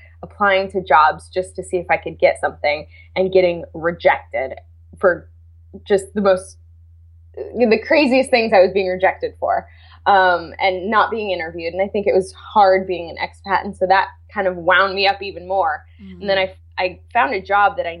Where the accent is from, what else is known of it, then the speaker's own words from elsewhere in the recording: California, United States; I'm from California